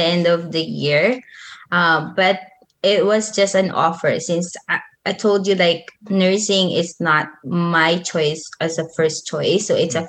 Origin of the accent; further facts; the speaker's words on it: Manila, Metro Manila, Philippines; moved away as an adult; also born or lived in Nueva Ecija; I grew up in Manila, but I was born in Nueva Ecija.